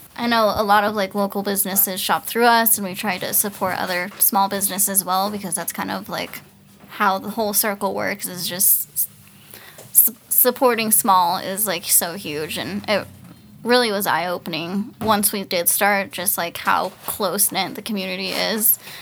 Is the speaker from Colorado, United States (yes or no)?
yes; Fort Collins, Colorado, United States; moved away as an adult; also born or lived in Hawaii; I was actually born and raised in, uh, Fort Collins